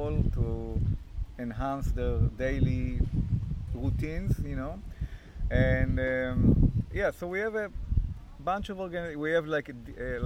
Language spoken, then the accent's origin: English; Israel; now in Canada; I'm from Israel originally